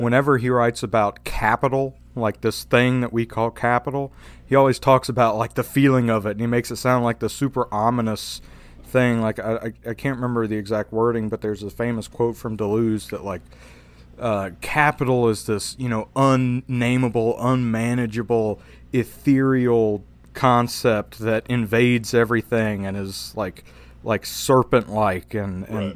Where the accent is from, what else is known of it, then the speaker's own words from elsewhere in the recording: Louisiana, United States; I'm from Louisiana